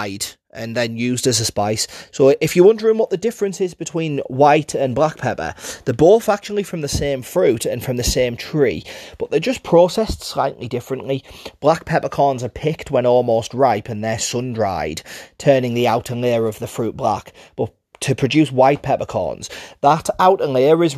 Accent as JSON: {"language": "English", "town": "Middlesbrough", "region": "North East England", "country": "United Kingdom", "accent": "Middlesbrough", "said": "my Middlesbrough accent."}